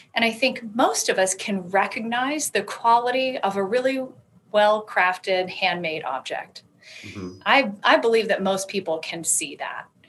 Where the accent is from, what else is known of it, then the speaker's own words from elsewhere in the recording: Alabama, United States; moved away as an adult; also born or lived in Colorado; I'm a, a, Southern woman. I grew up in Alabama and I moved when I was 18 out west to Colorado